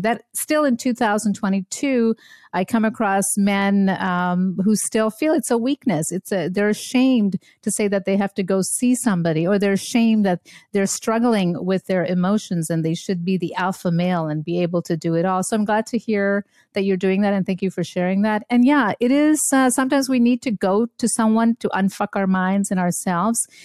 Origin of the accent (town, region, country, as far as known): Montreal, Quebec, Canada; born or raised there; also born or lived in India / Germany / upstate New York; now in Brookfield, Wisconsin, United States